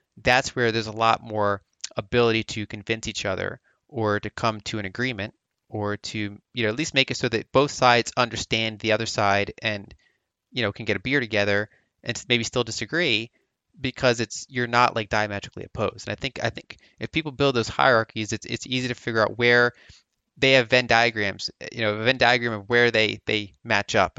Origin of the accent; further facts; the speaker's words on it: Philadelphia, Pennsylvania, United States; I grew up around the Philadelphia region, so East Coast, United States